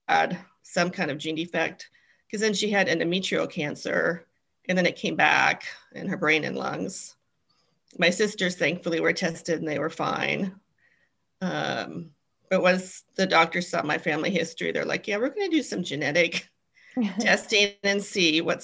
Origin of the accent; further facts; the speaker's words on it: Olympia, Washington, United States; also born or lived in New York City / Seattle area; I grew up in Olympia, Washington